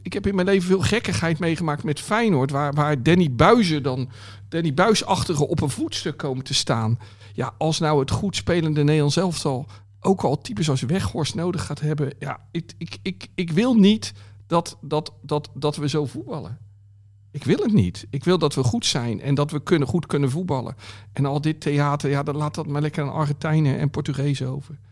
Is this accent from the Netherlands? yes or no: yes; Netherlands; als Nederlander